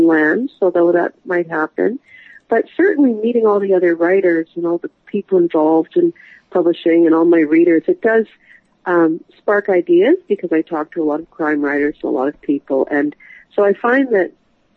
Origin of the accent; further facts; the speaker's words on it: Canada; I'm a writer from Canada, and I write thrillers